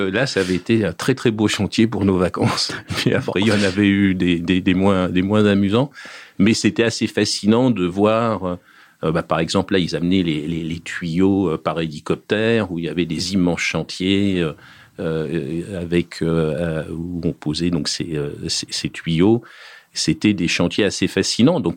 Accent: Juvisy-sur-Orge, Île-de-France, France; born there; Mais moi, j'habitais pas à juvisy sur Je suis né à Juvisy-sur-Orge.

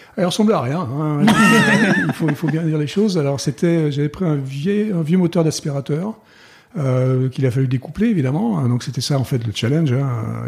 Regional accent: France; moved away as an adult; moi, en tant que Français

